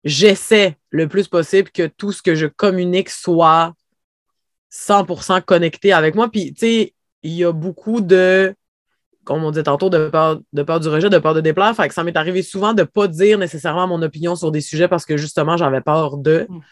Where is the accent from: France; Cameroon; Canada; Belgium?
Canada; Havre-Saint-Pierre, Quebec; je vis à Havre-Saint-Pierre, j'ai grandi à Havre-Saint-Pierre, en fait, j'ai passé ma vie ici